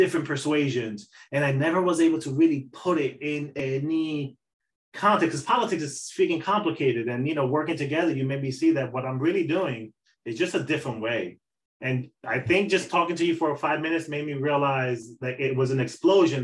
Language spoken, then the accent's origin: English; Dominican Republic; now in United States; me being a Dominican man